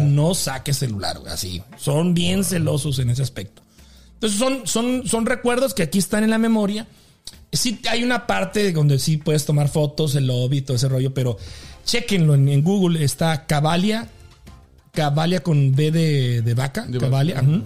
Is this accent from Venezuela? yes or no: no; Delicias, Chihuahua, Mexico; moved away as an adult; now in Kansas, United States; cuando me vine de México, de Delicias, me vine a trabajar a radio